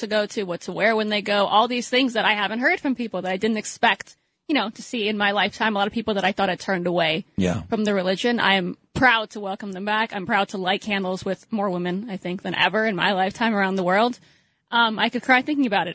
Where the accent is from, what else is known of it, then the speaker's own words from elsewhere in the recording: New York City, New York, United States; moved away; growing up in New York City, truly as a little kid